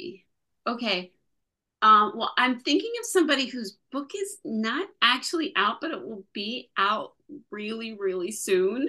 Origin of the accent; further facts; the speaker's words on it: Morristown, New Jersey, United States; now in Montclair, United States; my hometown in Morristown, New Jersey